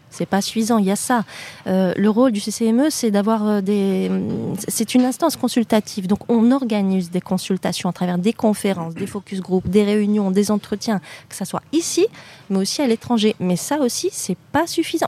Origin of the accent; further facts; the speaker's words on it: Normandy, France; moved away as an adult; now in Morocco; je suis née en France, en Normandie plus précisément. Euh, comme euh, mon, camarade Molenbeek, je n'ai jamais déménagé de ma petite Normandie